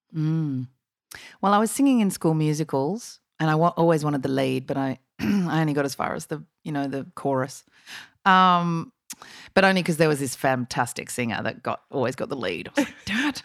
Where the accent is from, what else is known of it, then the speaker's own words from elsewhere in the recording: Sydney, New South Wales, Australia; I grew up in Sydney